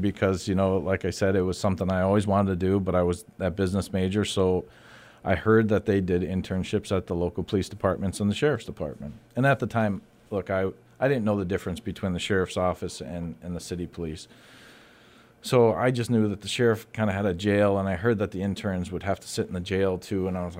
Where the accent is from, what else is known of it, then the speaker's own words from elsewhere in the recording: New York, United States; also born or lived in Latham, New York; However, when I was in high school, my father had relocated to Cortland County, New York, which is smack dab in the center of New York State